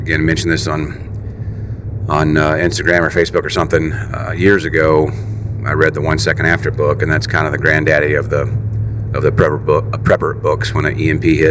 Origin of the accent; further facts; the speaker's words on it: West Virginia, United States; I'm from West Virginia